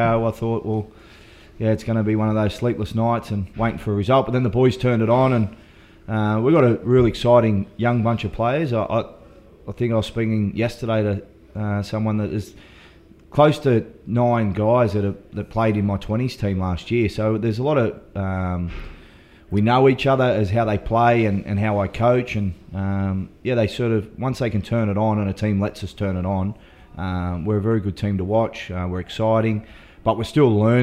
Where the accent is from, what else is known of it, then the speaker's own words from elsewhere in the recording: Dapto, New South Wales, Australia; also born or lived in Wagga Wagga, New South Wales; my family moved to Dapto